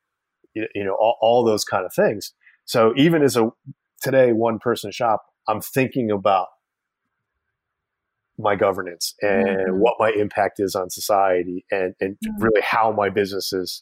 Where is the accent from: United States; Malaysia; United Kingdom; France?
United States; Middletown, New York; my hometown, Middletown, New York